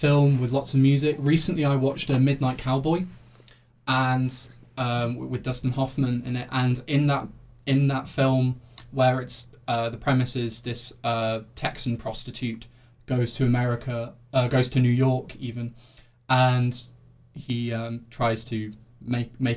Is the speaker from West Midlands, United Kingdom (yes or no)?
yes; Coventry, West Midlands, United Kingdom; Coventry's new sewer system, so that's my hometown's claim to fame